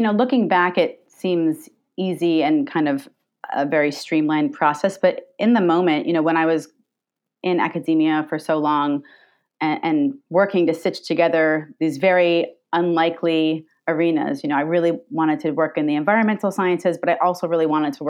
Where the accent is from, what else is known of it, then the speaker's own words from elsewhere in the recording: New York, United States; I grew up here in Long Island